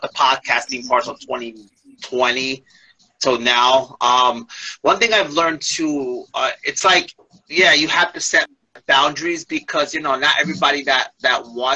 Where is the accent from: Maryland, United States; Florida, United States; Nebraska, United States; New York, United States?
New York, United States; New York City; now in New Jersey, United States; I'm originally from Brooklyn